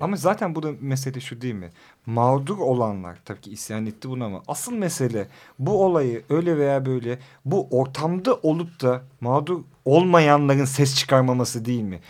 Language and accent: Turkish; Rize, Rize Province, Turkey; now in Istanbul, Turkey; ben de Rizeliyim